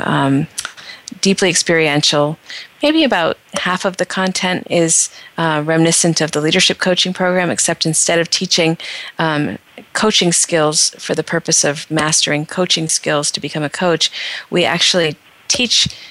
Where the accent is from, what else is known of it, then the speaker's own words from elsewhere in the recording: northeastern Pennsylvania, United States; moved away as an adult; I grew up in a very small town in northeastern Pennsylvania